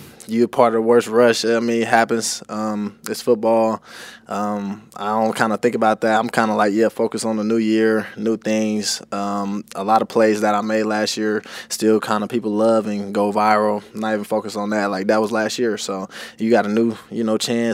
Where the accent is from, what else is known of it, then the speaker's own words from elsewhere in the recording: Kansas City, Missouri, United States; now in Tampa, United States; I'm from Kansas City